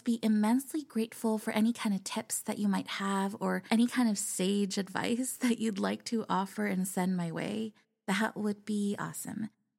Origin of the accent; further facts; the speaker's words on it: California, United States; I am an illustrator from California.